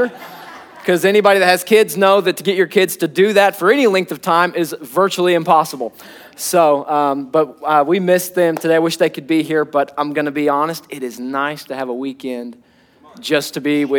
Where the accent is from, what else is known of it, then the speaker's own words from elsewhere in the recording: Arkansas, United States; now in Oklahoma City, United States; I'm not an Oklahoman. I'm an Arkansan